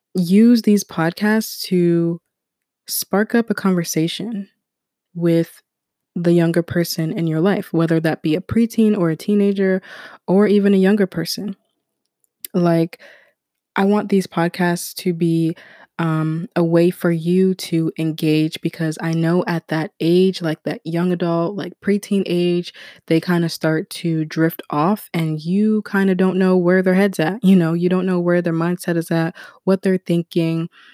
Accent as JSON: {"language": "English", "country": "United States", "tie": "born or raised there", "also_born_or_lived": "Ghana", "said": "I was born in America"}